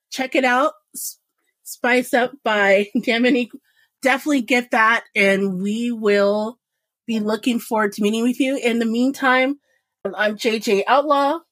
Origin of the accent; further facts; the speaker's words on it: Indianapolis, Indiana, United States; I was born and raised in Indianapolis, Indiana. Like literally, my junior high, no joke, was in the middle of a cornfield.